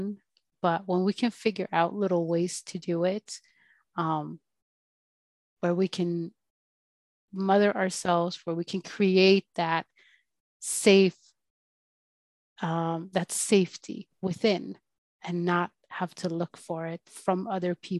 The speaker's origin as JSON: {"language": "English", "country": "Sweden", "tie": "born or raised there", "said": "growing up in Sweden to parents that were pretty well off"}